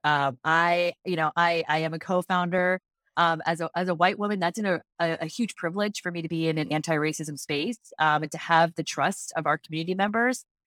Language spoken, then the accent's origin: English; Cincinnati, Ohio, United States; We are originally from Cincinnati, Ohio.